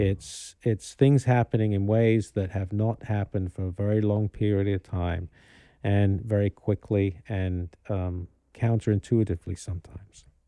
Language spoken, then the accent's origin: English; Kano, Kano State, Nigeria; moved away; also born or lived in London; I grew up in Carnu